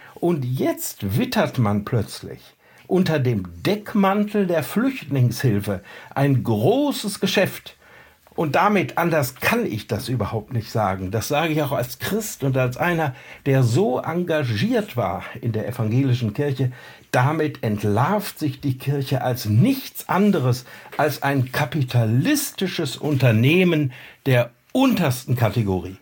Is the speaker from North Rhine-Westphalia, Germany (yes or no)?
yes; North Rhine-Westphalia, Germany; in meiner Heimat in Westfalen